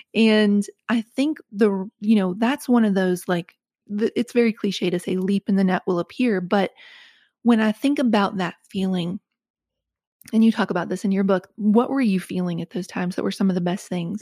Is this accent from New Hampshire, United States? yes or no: no; West Virginia, United States; moved away as an adult; also born or lived in Connecticut; it's the growing up in West Virginia